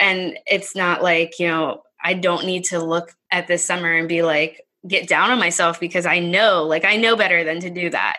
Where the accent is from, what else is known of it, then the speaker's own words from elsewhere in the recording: Pittsburgh, Pennsylvania, United States; we moved back close to my hometown. So that's near Pittsburgh, PA